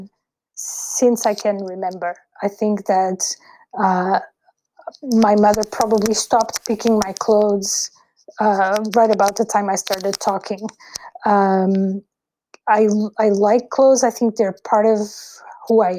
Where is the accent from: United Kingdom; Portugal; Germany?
Portugal; Lisbon; I was brought up in Lisbon, and I was born in Lisbon, which is the capital of Portugal